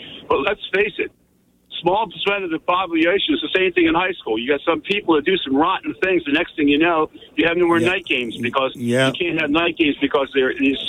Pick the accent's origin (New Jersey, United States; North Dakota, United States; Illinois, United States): New Jersey, United States; Pleasantville; also born or lived in Somers Point, New Jersey / Absecon, New Jersey; I was born in Summers Point and raised in Pleasantville and Absecon. So I've been around this area for quite a while.